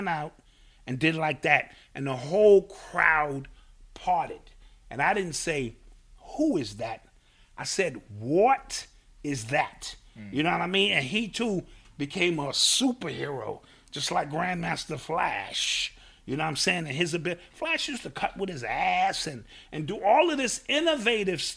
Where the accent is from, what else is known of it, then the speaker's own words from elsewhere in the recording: New York City, New York, United States; as a kid, you know, I'm from Cedar, a walking distance from Cedar Park